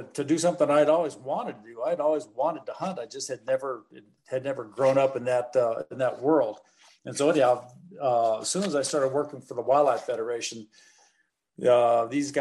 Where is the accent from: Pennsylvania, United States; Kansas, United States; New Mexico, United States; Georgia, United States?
New Mexico, United States; moved away as an adult; also born or lived in Alaska; I grew up in New Mexico, you know, public land user